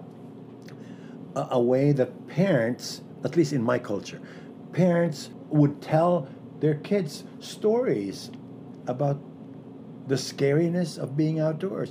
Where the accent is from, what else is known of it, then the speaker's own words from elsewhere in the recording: Philippines; moved away; I grew up in the Philippines. I'm a person of color.